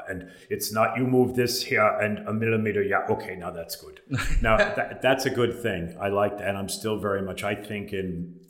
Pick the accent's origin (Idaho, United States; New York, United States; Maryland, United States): New York, United States; Long Island; moved away as an adult; also born or lived in Manhattan, New York / Palm Beach, Florida; now in Ireland; I'm originally from Long Island, New York, in a seaside town with a lot of heritage.